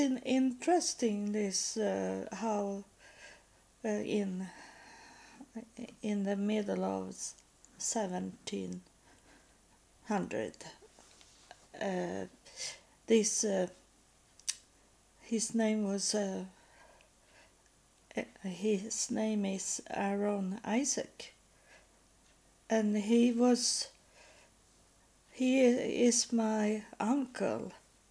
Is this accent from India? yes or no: no; Sweden; I am born into the Lutheran Church because I was born in Sweden